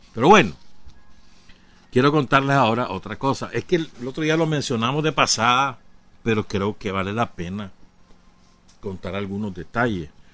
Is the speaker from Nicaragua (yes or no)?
yes; Nicaragua; aquí en Nicaragua